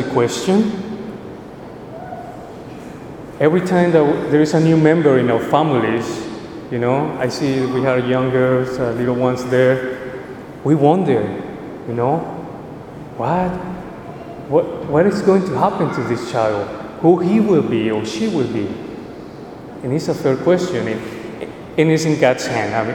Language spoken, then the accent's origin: English; Colombia; moved away; I'm originally from Colombia